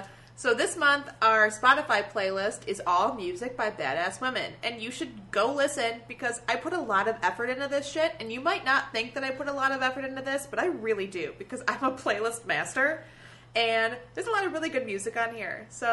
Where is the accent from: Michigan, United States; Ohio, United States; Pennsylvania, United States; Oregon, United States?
Michigan, United States; Detroit; moved away; I am from Metro Detroit